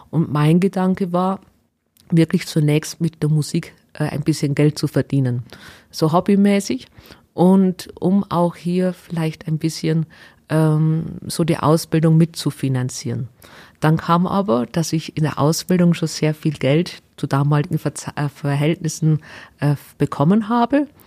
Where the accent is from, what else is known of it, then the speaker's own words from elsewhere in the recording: Waldkirch, Bavaria, Germany; Also ich bin aufgewachsen in Waldkirch in der Gemeinde Georgenberg, nahe äh, Flossenbürg. Und äh, ja, eigentlich ein kleines Dorf, wo keiner fast kennt.